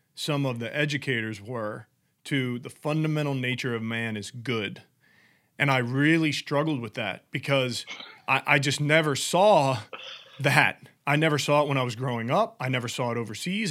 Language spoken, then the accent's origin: English; New Orleans, Louisiana, United States; moved away; I grew up in New Orleans